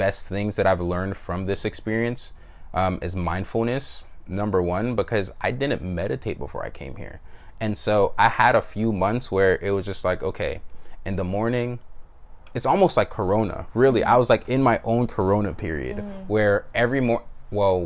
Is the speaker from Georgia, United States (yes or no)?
yes; Atlanta, Georgia, United States; moved away as an adult; also born or lived in Jamaica; I grew up in North Atlanta, you know, from the fifth grade all the way until I went to college